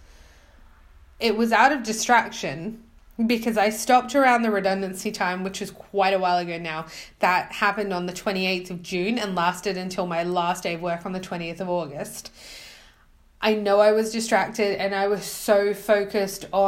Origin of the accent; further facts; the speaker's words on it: Australia; moved away; As an Australian, I used to speak really fast, but I think now, I don't know, coming here, nobody understood a word I was saying, so now I'm speaking very slow